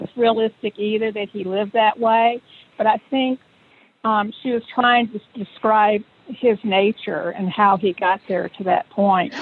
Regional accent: Tennessee, United States; moved away; I'm from Tennessee

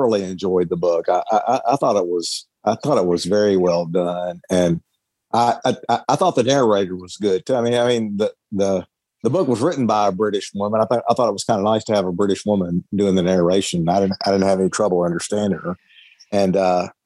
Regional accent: the South, United States; I'm from the South

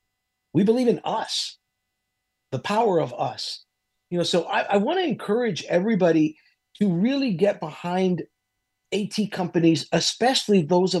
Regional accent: Miami, Florida, United States; I grew up in Miami. I don't sound Latino, but I am

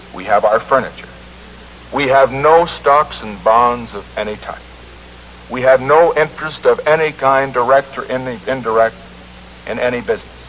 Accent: California, United States; my home state of California

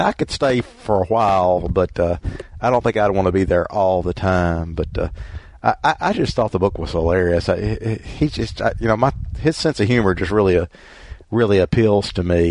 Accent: Mississippi, United States; I grew up in Mississippi

